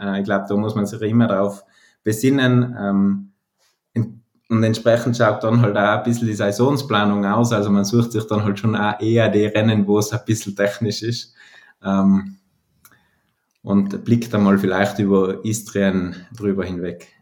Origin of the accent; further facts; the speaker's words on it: Ahrntal, South Tyrol, Trentino-Alto Adige, Italy; also born or lived in Bruneck; now in Telfes, Italy; ich aus dem Ahrental komme in Südtirol